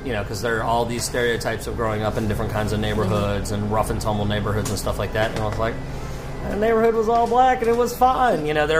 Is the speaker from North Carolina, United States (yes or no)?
yes; Durham, North Carolina, United States; I am 32 years old, born and raised in Durham, North Carolina.